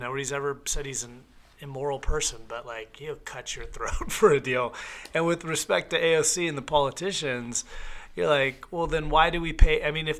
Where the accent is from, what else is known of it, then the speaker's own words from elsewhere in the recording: Clarkston, Washington, United States; also born or lived in Spokane; Most of my childhood, I was born in Spokane. Most of my childhood was in Clarkson.